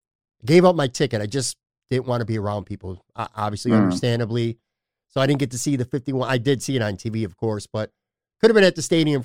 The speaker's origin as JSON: {"language": "English", "town": "Buffalo", "region": "New York", "country": "United States", "tie": "born or raised there", "said": "Born and raised in Buffalo. I'm talking about me, not him."}